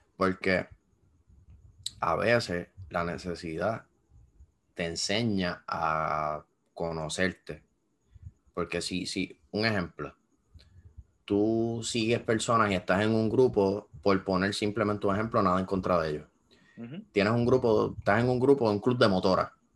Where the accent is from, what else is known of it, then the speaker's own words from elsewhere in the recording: Puerto Rico; en Puerto Rico piensan que somos un país desarrollado